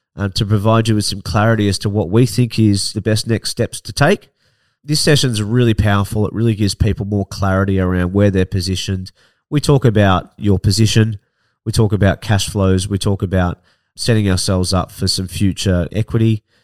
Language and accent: English; Ocean Grove, Victoria, Australia; also born or lived in Melbourne; I grew up in Barnheads and Ocean Grove